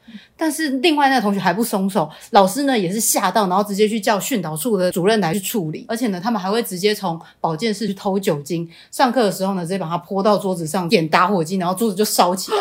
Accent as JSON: {"language": "Chinese", "region": "Changhua County", "country": "Taiwan", "tie": "born or raised there", "moved": "as an adult", "said": "上大学以前呢，我都待在我的家乡，也就是彰化"}